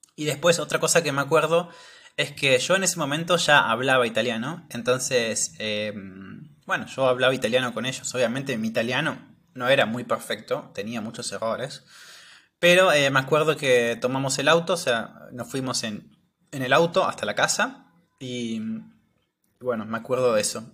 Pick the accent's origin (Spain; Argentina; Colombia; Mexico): Argentina